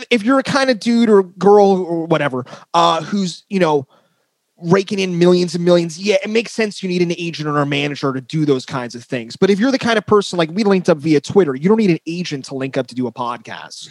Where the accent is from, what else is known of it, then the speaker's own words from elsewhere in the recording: northern New Jersey, United States; I'm from New Jersey, northern. I'm from where they filmed The Sopranos.